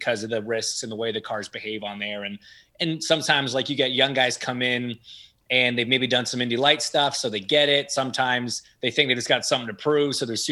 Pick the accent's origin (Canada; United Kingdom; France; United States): Canada; I grew up in Canada